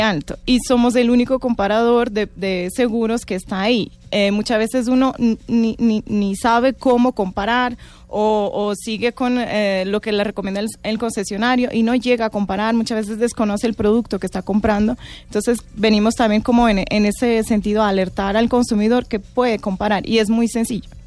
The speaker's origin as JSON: {"language": "Spanish", "country": "Portugal", "second_language": "Spanish", "moved": "as an adult", "lives_now": "Colombia", "said": "Yo soy de Portugal"}